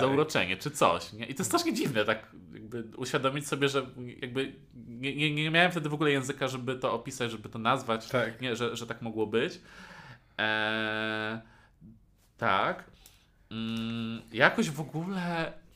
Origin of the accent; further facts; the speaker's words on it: near Warsaw, Masovian Voivodeship, Poland; no ja jestem spod Warszawy, więc ja mieszkałem w, dalej pod Warszawą